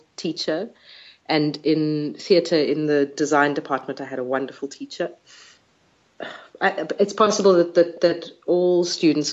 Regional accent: South Africa; I'm a South African Jew.

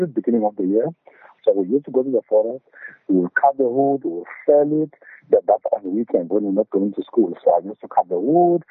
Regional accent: Ingwavuma, KwaZulu-Natal, South Africa; also born or lived in England; I moved from Zombiza to Ingwavuma High School. Ingwavuma High School now is something like 4 kilometers away from Mosfeld Hospital. So when I moved from Zombiza to Ingwavuma, now I had to leave my parents back there at Engonyameni

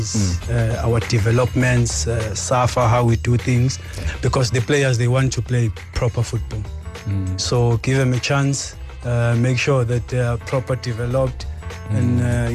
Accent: Durban, KwaZulu-Natal, South Africa; moved away as an adult; also born or lived in Copenhagen, Denmark; now in Johannesburg, South Africa; Durban, my hometown

